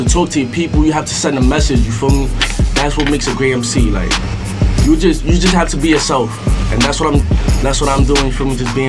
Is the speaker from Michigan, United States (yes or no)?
no; New York City, New York, United States; growing up in the Bronx, like, my mother, like, she never settled down in one place, you feel me? We always been moving around, for me, so I come from everywhere in the Bronx.